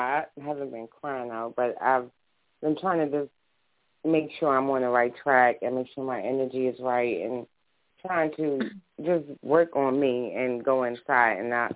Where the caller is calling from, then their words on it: Baltimore, Maryland, United States; I'm sorry, Baltimore, Maryland.